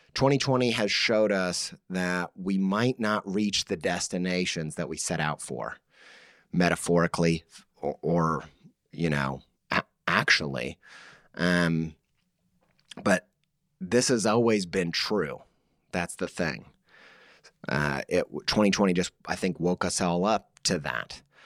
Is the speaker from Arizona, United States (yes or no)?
no; Indiana, United States; I'm from Indiana